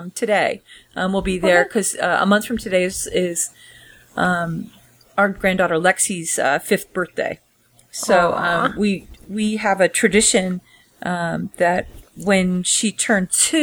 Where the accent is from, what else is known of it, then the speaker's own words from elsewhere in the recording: San Francisco, California, United States; we came down from San Francisco